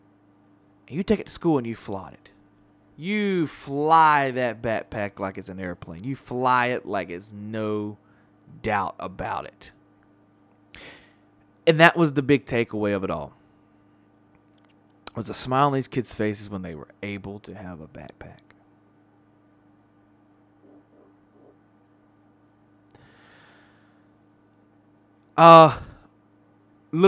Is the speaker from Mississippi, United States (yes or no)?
yes; Pascagoula, Mississippi, United States; my hometown of Pascagoula, Mississippi